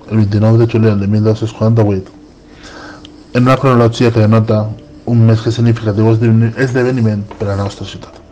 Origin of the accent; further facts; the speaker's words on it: Sagunto, Valencian Community, Spain; la nuestra data, la de Sagunto